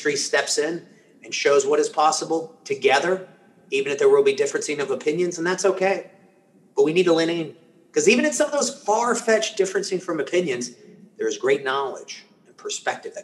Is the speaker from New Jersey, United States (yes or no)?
no; Atlanta, Georgia, United States; first language Spanish; English is a second language; I grew up in inner city Atlanta